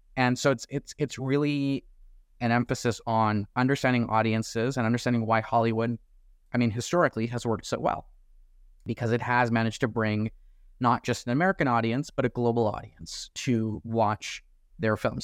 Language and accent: English; Toronto, Ontario, Canada; I'm from Toronto. I get a chance to go to Tiff every year 'cause it's hometown